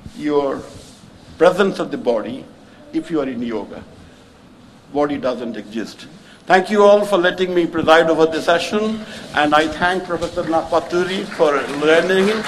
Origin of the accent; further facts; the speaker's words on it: Puri, Odisha, India; I come from Puri in Puri, we have Jagannath